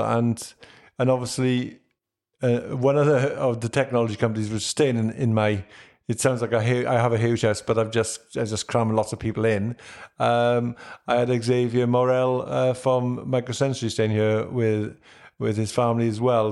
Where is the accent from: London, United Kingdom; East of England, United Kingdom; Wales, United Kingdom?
Wales, United Kingdom; being a Welshman.